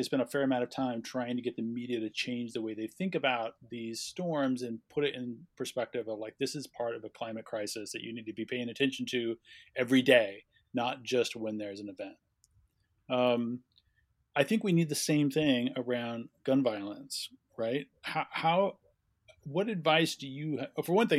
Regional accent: El Paso, Texas, United States; My hometown, by the way.

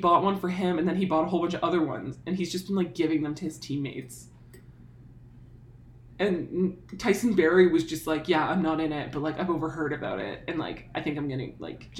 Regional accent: Canada; accent: Canadian; I was telling her that like having the podcast has made me like much more aware of my own Canad

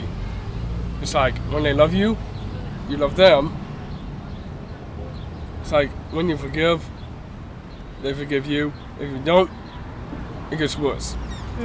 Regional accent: North Carolina, United States; born or raised there; also born or lived in Arlington, Virginia

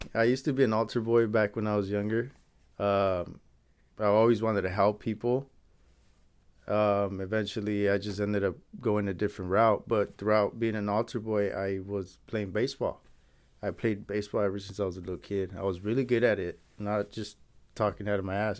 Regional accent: Santa Ana, California, United States; also born or lived in Anaheim, California; I was born and raised in Santa Ana

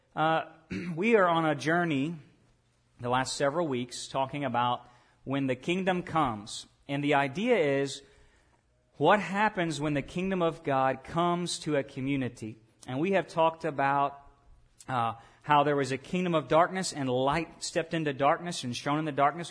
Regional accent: Lake Village, Arkansas, United States; I was born in Lake Village, Arkansas, and when I was born, that little small town hospital, uh, they gave me a citizenship.

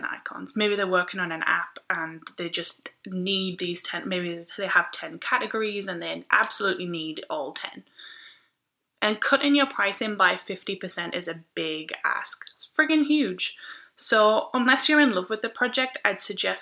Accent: United Kingdom; I'm British, and I say maths, not math.

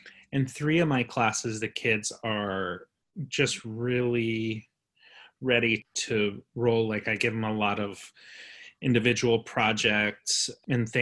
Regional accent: Norfolk, Virginia, United States; moved away; also born or lived in North Carolina; I'm from Norfolk

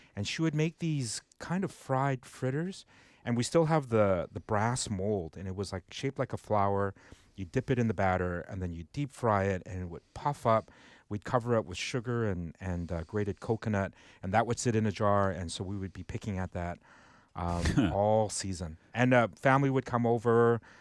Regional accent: Vancouver, British Columbia, Canada; I grew up in Vancouver

